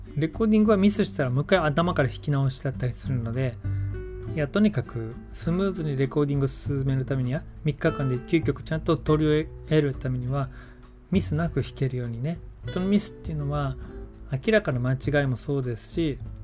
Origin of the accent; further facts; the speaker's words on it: Yokohama, Kanagawa, Japan; moved away; 実家の用事で横浜に帰ることになった